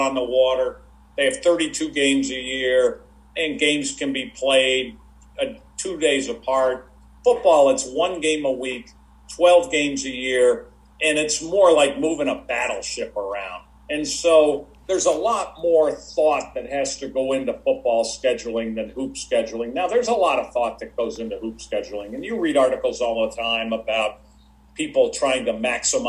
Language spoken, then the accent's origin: English; Syracuse and Rochester, upstate New York, United States; moved away; I grew up in upstate New York and Syracuse and Rochester